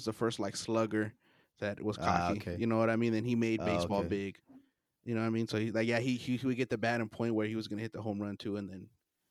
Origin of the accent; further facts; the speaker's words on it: El Paso, Texas, United States; I mean, we grew up in El Paso, so we're like, oh, it's a Chihuahua, and he's speaking Spanish.